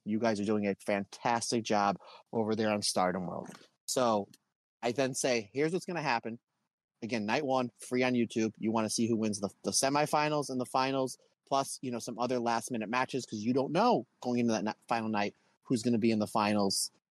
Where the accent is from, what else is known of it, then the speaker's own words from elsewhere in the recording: United States; I'm from America